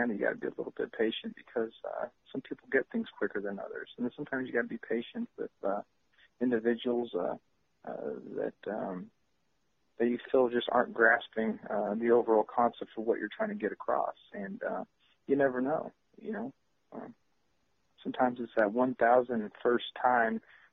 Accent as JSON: {"language": "English", "town": "San Jose", "region": "California", "country": "United States", "said": "I'm from San Jose"}